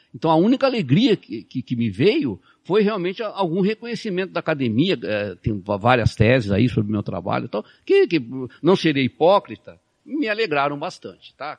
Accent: Brazil; a gente é brasileiro

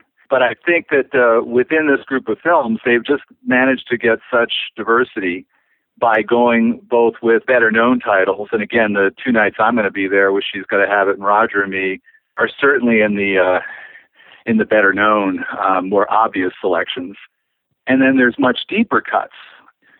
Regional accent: Maryland, United States; moved away; also born or lived in New York; from Maryland, as am

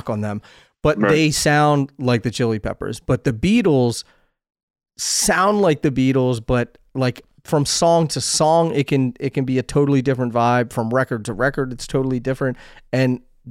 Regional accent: East Coast, United States; moved away as an adult; now in Los Angeles, United States; I'm from the East Coast, live in LA now

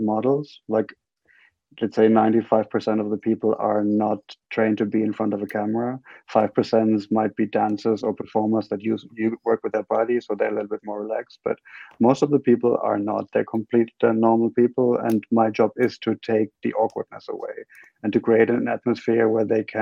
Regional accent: Bavaria, Germany; also born or lived in Frankfurt; I was born in Frankfurt, and then they moved me to this tiny little place in Bavaria

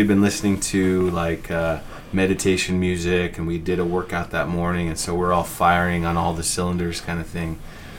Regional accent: San Francisco, California, United States; moved away as an adult; also born or lived in Concord, California; now in Utah, United States; I grew up in San Francisco, California.

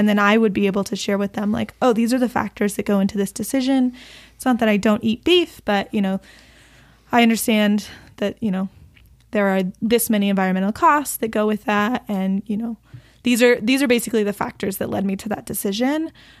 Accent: Texas, United States; I come from a family where, like, my uncle used to run cattle, and, like, it's like, you know, we're from Texas.

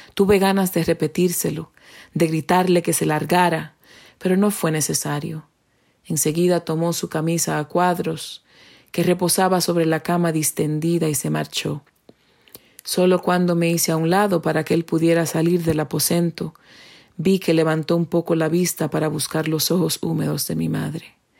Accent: Dominican Republic; first language Spanish; now in New Hampshire, United States; soy dominicana y resido en New Hampshire, Estados Unidos.

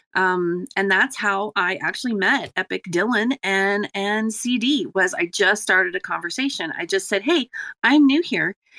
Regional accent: Ireland; I'm Irish

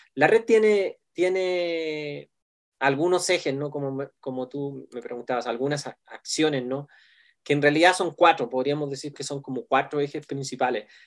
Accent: Chile; now in Mexico City, Mexico; yo soy un pastor chileno pero que vive aquí en la gran ciudad de México

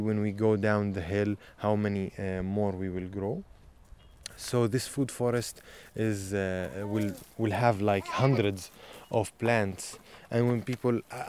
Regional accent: Nazareth, Northern District, Israel; Growing up in Nazareth

